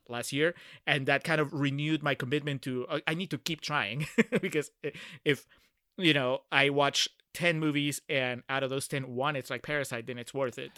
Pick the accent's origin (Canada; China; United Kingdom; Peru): Peru; Lima; now in Texas, United States; I'm originally from Peru and, uh, I grew up in the capital